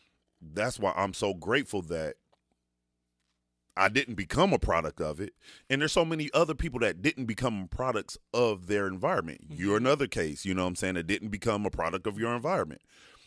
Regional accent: Dayton, Ohio, United States; growing up in DeSoto Bass, coming from nothing, single parent home

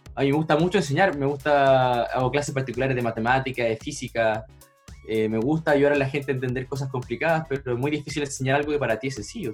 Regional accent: Chile; soy de Chile

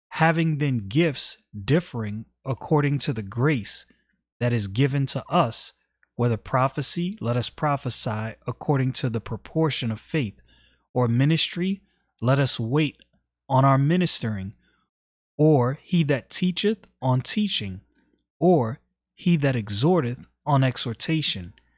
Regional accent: United States; I'm an American citizen

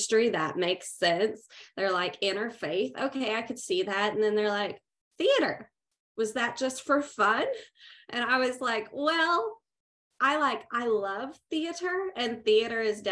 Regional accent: Artesia, New Mexico, United States; moved away as an adult; now in Abilene, United States; And I'm originally from Artesia, New Mexico.

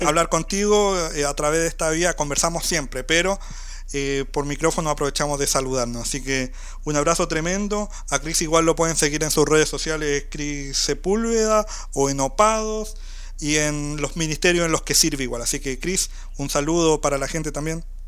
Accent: southern Chile, Chile; nosotros somos del sur de Chile

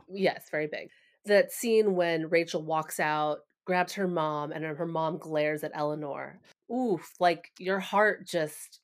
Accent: United States; Asian Americans

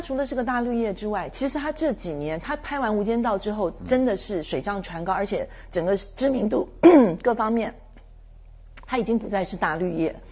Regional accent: Taiwan; 我们就身为台湾人

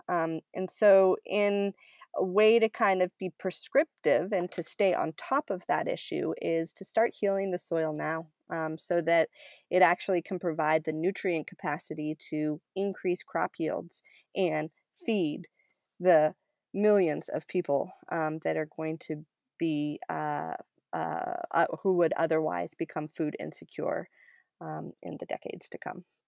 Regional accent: Cumberland, Maine, United States; I grew up in Cumberland, Maine, uh, which is a really small town north of Portland

